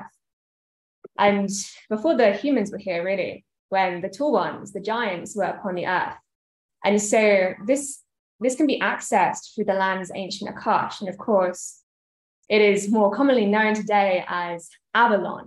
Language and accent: English; United Kingdom; being British myself